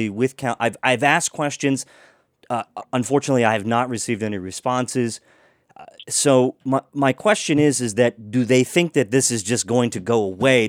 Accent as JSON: {"language": "English", "area": "Washington County", "region": "Maryland", "country": "United States", "tie": "born or raised there", "said": "I grew up in Washington County"}